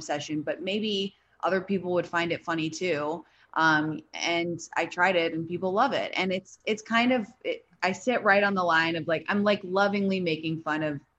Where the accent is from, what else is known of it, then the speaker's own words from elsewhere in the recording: London, United Kingdom; also born or lived in San Francisco / New York; now in Los Angeles, United States; I grew up in London, then I lived in San Francisco, then I lived in New York, and now I live in LA.